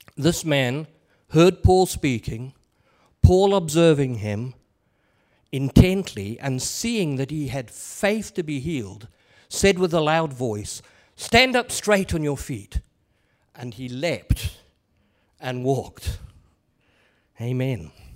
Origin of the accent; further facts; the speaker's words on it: England, United Kingdom; I am an Englishman